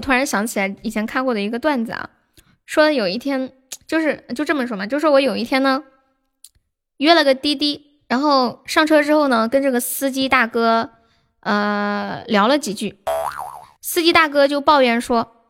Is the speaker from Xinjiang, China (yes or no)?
yes; Karamay, Xinjiang, China; 嗯，新疆的…，我是来自新疆克拉玛的